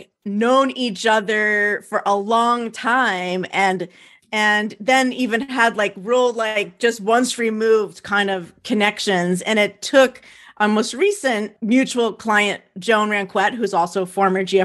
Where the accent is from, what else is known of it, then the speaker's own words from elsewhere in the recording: New Jersey, United States; moved away; I'm an East Coast girl, so I'm a Jersey girl